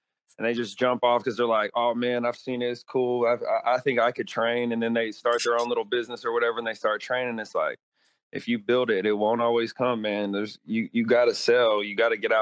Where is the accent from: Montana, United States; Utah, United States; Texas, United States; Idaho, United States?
Texas, United States; Houston; moved away as an adult; also born or lived in North Dakota; now in San Antonio, United States; I'm from Houston, Texas